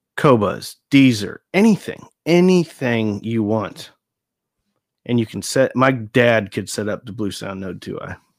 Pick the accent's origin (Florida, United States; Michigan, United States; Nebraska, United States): Nebraska, United States; moved away as an adult; now in Texas, United States; I grew up in Nebraska